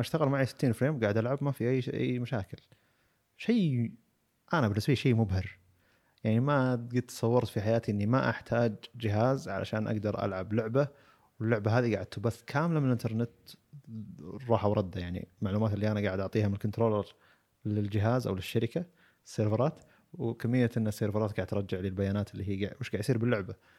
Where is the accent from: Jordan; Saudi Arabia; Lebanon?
Saudi Arabia; عندنا بالسعوديه